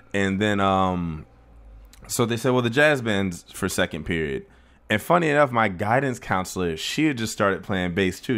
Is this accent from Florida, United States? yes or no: yes; Plantation, Florida, United States; I was born in Plantation, Florida, which is a little town in, uh, outside of Fort Lauderdale